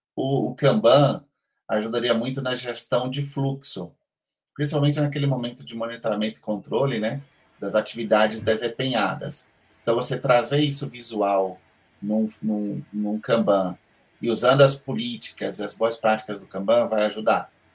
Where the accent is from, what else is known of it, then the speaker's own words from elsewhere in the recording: Bahia, Brazil; accent: Bahian; na Bahia, a gente tem também as nossas formas de falar, nossos, nosso sotaque diferente